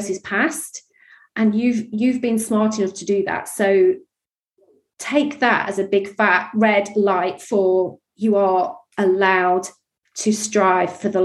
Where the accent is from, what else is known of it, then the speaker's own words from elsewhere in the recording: Yorkshire and the Humber, United Kingdom; I grew up in Yorkshire